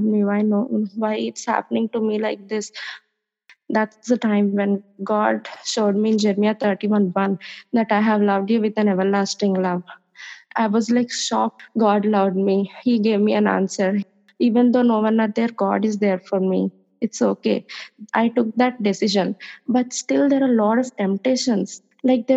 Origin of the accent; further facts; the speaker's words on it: India; I'm from India.